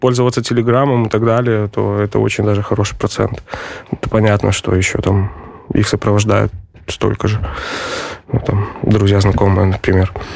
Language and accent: Russian; Pinsk, Brest Region, Belarus; moved away as an adult; also born or lived in Ukraine; now in Warsaw, Poland; я из Пинска